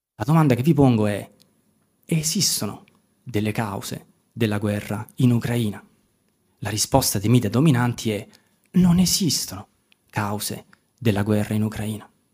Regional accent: Italy; io sono stato formato dall'inizio alla fine per tutelare gli interessi nazionali del mio paese

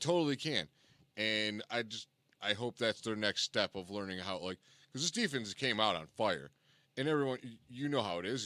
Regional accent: Cleveland, Ohio, United States; we're from Cleveland

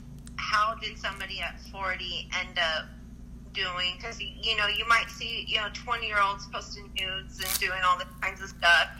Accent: Southern California, United States; also born or lived in Las Vegas; Southern California.

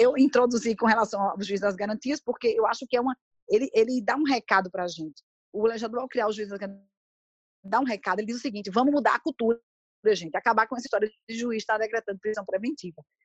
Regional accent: Brazil; eu sou brasileira

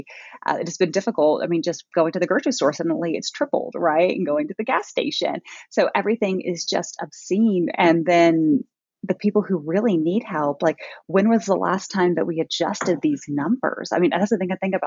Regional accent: Allen, Texas, United States; born or raised there; also born or lived in Orlando, Florida, United States / Germany

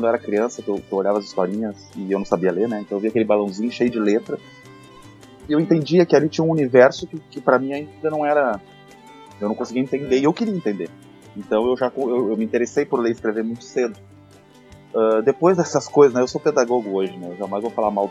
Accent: Porto Alegre, Rio Grande do Sul, Brazil; Então eu cresci fazendo assim todo sempre o, o, caminho assim aqui, Zona Sul, né? Além de eu morar sempre aqui em Ipanema, na Zona Sul, que é bem pertinho do Guaíba

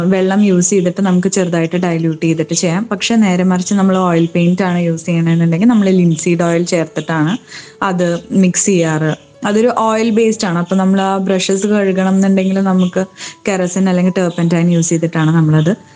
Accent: Tripunithura, Kerala, India; also born or lived in Chennai / Bangalore; ഞാൻ എൻ്റെ വീടിനടുത്ത് എറണാകുളത്ത് തൃപ്പൂണിത്രയിലായിരുന്നു താമസിച്ചുകൊണ്ടിരുന്നത്

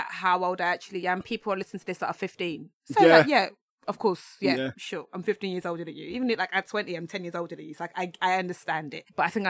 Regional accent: London, United Kingdom; because we're all from London, it's very London centric.

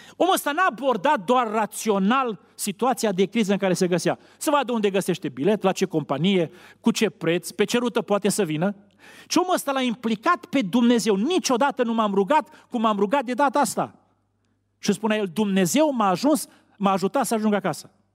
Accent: Romania; Noi românii

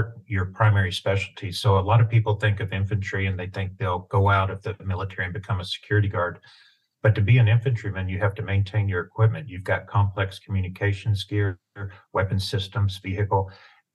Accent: East Tennessee, United States; I had a great childhood growing up in East Tennessee, farm boy

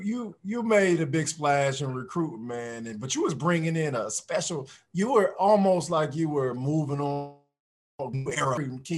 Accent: Peoria, Illinois, United States; I'm coming from Peoria, not many people played NBA basketball.

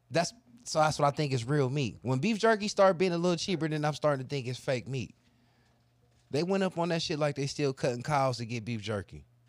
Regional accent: United States; being an American

